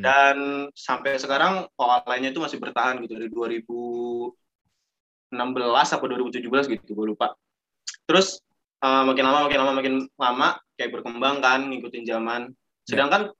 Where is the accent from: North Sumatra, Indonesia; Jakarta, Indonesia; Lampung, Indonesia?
Lampung, Indonesia; Gue sendiri dari Lampung